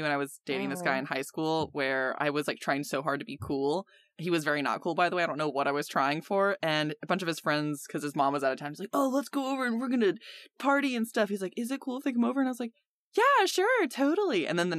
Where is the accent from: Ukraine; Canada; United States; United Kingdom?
United Kingdom; England; moved away; I am English